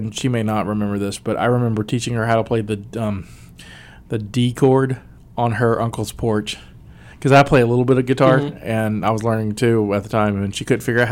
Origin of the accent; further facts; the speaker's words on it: West Virginia, United States; also born or lived in Alabama; I'm a dude from West Virginia by way of Alabama